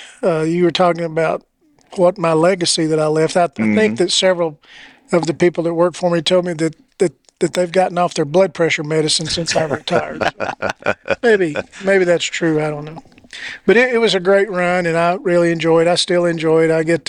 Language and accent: English; Concord, Tennessee, United States; also born or lived in West Knoxville, Tennessee; I was born and raised in Concord, Tennessee.